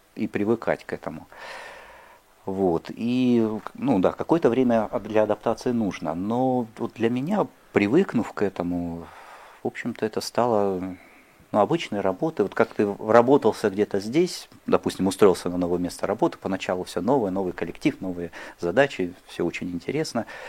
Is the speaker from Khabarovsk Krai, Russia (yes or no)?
yes; Khabarovsk, Khabarovsk Krai, Russia; moved away; я родился и вырос на Дальнем Востоке, в городе Хабаровске